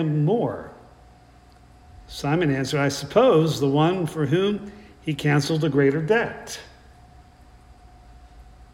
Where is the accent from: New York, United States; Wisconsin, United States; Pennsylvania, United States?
Pennsylvania, United States; South Central; moved away; also born or lived in West Virginia / Midland, Texas; between my being born in West Virginia and growing up in South Central Pennsylvania